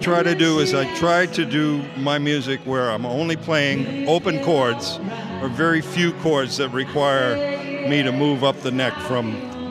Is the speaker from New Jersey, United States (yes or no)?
no; Boston, Massachusetts, United States; moved away as an adult; Both my brother Ned and I are both from Boston. Actually, we grew up in Boston